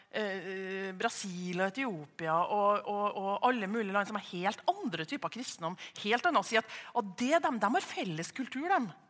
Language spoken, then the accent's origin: Norwegian; Trøndelag, Norway; jeg identifiserer meg som trønder